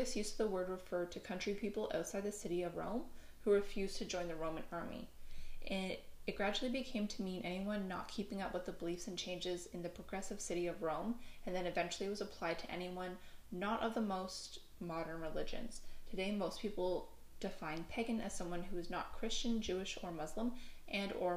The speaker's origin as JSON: {"language": "English", "region": "Newfoundland and Labrador", "country": "Canada", "said": "I am from Newfoundland. We don't have the best English."}